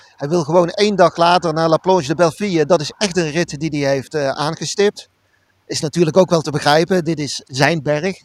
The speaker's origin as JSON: {"language": "Dutch", "country": "Netherlands", "said": "als Nederlander"}